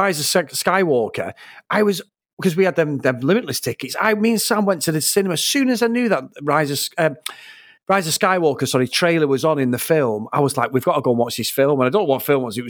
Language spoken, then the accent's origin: English; Trafford, North West England, United Kingdom; I'm from Trafford